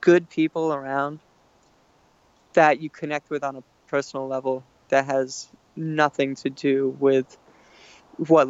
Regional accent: Alaska, United States; we're all from Alaska

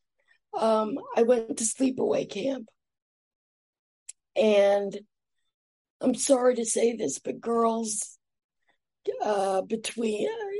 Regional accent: New York, United States; also born or lived in Atlanta, Georgia; I moved to New York when I was nine

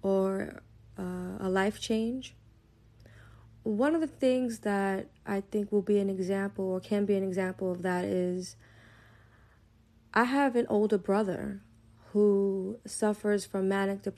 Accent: New York City, New York, United States; growing up in East New York

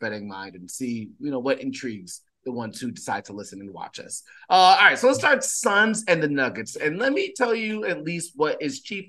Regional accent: New York, United States; I am from New York. I love living on the East Coast, or I'd rather yet, I just love being from New York.

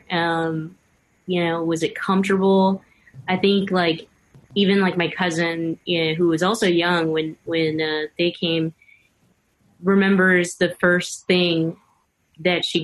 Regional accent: United States; born there; And even for myself, you know, I was born here in the States, but hearing my mom talk about coming to America is always incredibly emotional.

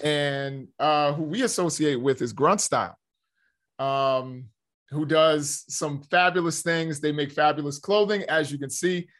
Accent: United States; we as the American people

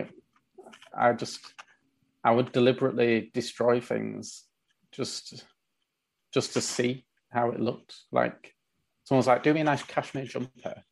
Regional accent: Leeds, Yorkshire and the Humber, United Kingdom; also born or lived in London; I'd moved from London back to Leeds. So like I'm in Leeds right now.

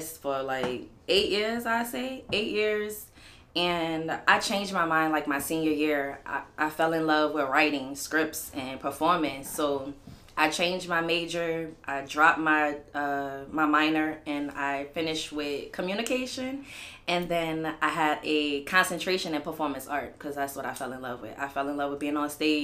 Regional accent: New Orleans, Louisiana, United States; moved away as an adult; also born or lived in Texas; I'm from New Orleans. I'm out the 9 wall, Bywater, downtown baby, 7 wall, 8 wall

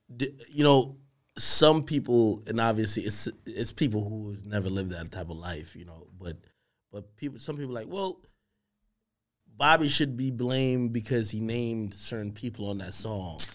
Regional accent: Grantham, Clarendon, Jamaica; moved away; also born or lived in Spanish Town, Jamaica; we grew up in Grantham, Grantham, Clarendon. Clarendon, Jamaican.

